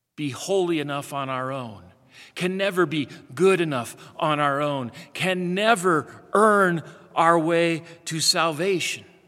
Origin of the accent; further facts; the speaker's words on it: Midwest, United States; Growing up in the Midwest